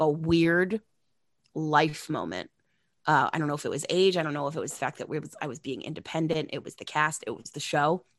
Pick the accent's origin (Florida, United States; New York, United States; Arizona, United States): New York, United States; Long Island; growing up on Long Island